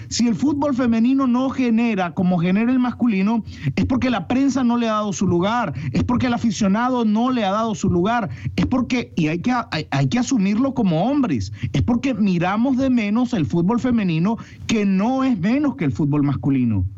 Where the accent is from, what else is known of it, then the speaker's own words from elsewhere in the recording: Nicaragua; como nicaragüense, como amante del azul y blanco